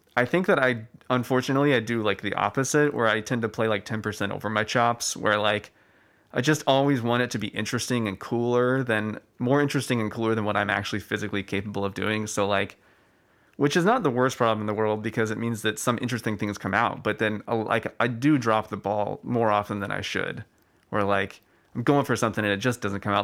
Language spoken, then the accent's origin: English; Austin, Texas, United States; I'm from Austin